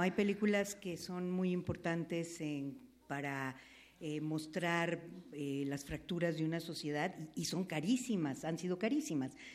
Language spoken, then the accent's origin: Spanish; Veracruz, Mexico; Yo soy de Veracruz